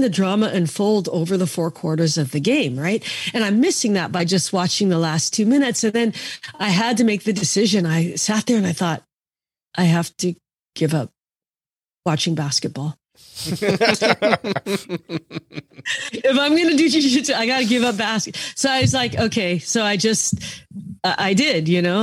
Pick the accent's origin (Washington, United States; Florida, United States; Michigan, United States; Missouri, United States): Washington, United States; Seattle; moved away; I grew up in Seattle